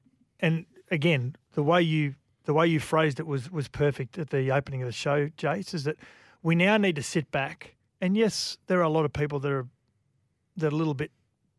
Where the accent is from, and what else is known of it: Australia